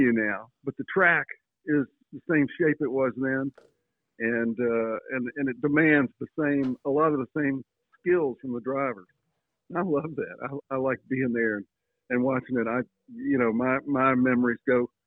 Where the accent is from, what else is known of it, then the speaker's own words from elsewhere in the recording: Floyd, Virginia, United States; I grew up in Floyd, which is about 45 miles away.